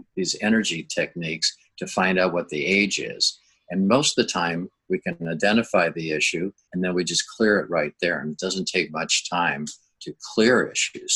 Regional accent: Minnesota, United States; moved away as an adult; now in La Jolla, United States; I grew up in Minnesota

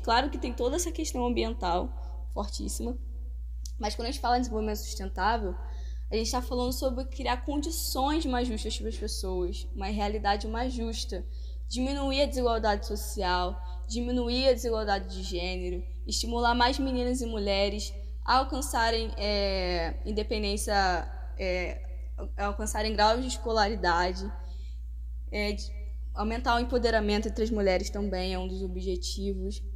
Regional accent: Rio de Janeiro, Brazil; accent: carioca; imagino que pelo sotaque vocês já devam estar desconfiando de que sou carioca. Isso aí, diretamente do Rio de Janeiro

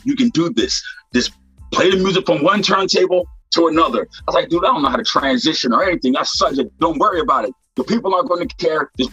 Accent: Philadelphia, Pennsylvania, United States; Growing up in Philadelphia as a kid, my uncle, they called him DJ Pooh

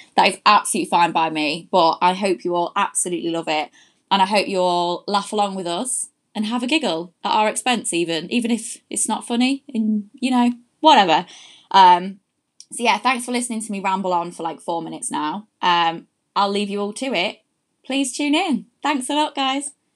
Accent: Louth, East Midlands, United Kingdom; now in London, United Kingdom; I'm from a lovely little place called Louth, which is in Lincolnshire

